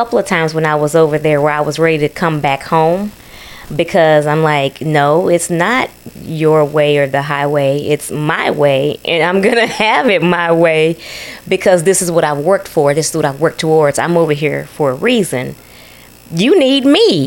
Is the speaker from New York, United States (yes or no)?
no; Texas, United States; also born or lived in Ethiopia; I'm from that on an ancestral level, but I did grow up in Texas too.